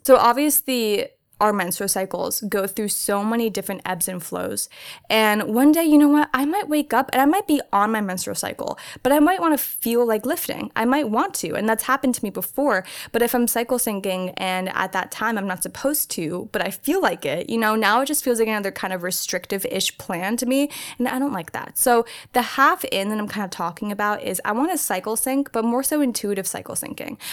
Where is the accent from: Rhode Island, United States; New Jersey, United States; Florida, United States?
New Jersey, United States; moved away as an adult; now in Orange County, United States; very small town in New Jersey. I grew up there pretty much my entire life, well, all my life